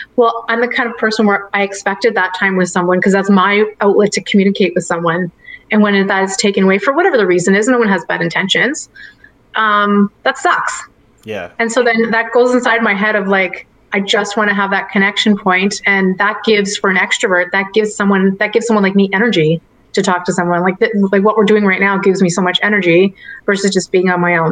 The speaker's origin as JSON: {"language": "English", "town": "Richmond Hill", "region": "Ontario", "country": "Canada", "tie": "born or raised there", "moved": "yes", "said": "I'm from Richmond Hill, Ontario, and that, that's where I grew up."}